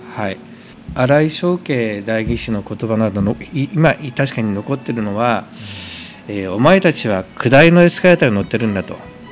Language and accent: Japanese; Koriyama, Fukushima, Japan; moved away as an adult; 生まれ育ちは福島県郡山市ですね